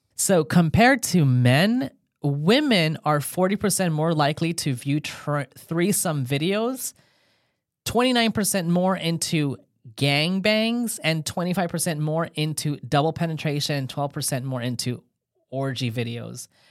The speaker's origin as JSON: {"language": "English", "region": "California", "country": "United States", "said": "I'm from California"}